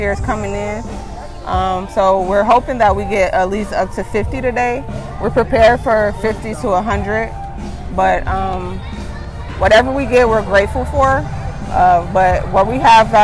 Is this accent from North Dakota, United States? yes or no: no; Chicago, Illinois, United States; my hometown is, you know, being knowledgeable and becoming better, because, you know, we see Chicago in a bad light